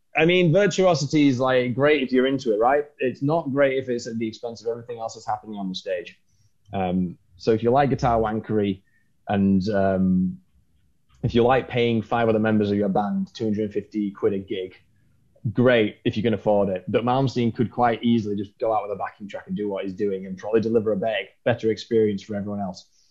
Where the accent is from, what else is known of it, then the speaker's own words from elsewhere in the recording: England, United Kingdom; being English